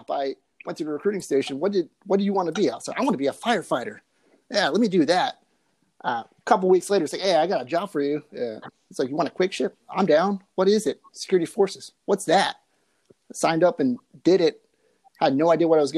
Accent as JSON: {"language": "English", "town": "Silverdale", "region": "Washington", "country": "United States", "moved": "yes", "lives_now": "California, United States", "said": "I'm from Silverdale, Washington, about an hour west of Seattle. Now I'm currently here in California."}